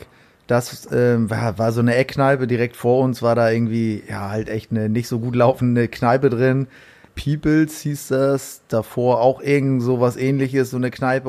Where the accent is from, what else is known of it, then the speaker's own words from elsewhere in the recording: Hamburg, Germany; ich bin in Barmbek auch aufgewachsen